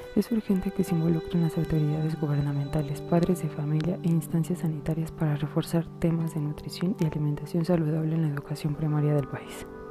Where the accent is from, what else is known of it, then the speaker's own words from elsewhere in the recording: Mexico; pongámonos a pensar como buenos mexicanos y humanos que somos